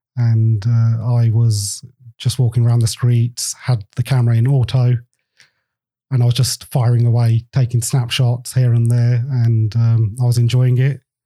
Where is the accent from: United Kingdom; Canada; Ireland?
United Kingdom; England; I'm um, Indian. I was born in England, so half and half.